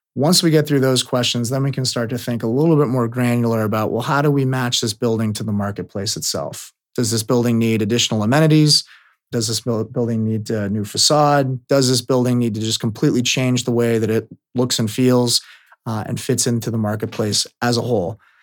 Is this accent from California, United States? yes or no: yes; Bay Area, California, United States; born or raised there